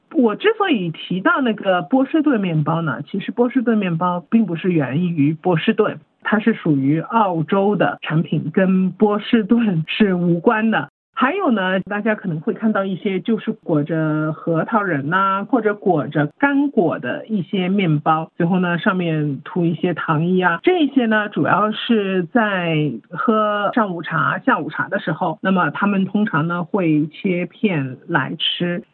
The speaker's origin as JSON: {"language": "Chinese", "region": "Shanghai", "country": "China", "said": "我们上海方言其实是直译的，就叫它糖辣子"}